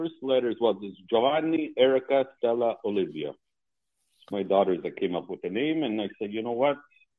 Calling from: Montreal, Quebec, Canada

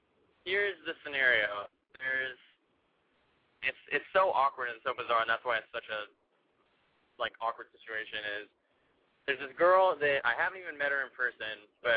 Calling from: San Francisco, California, United States; San Francisco, and I'm 23.

